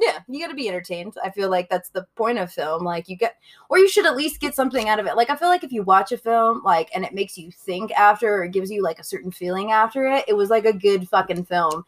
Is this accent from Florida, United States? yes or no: no; Denver, Colorado, United States; I grew up in Colorado. I'm fucking native